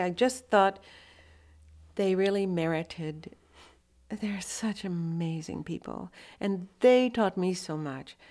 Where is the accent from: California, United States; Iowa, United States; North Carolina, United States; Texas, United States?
Texas, United States; Austin; born or raised there; also born or lived in Electra, Texas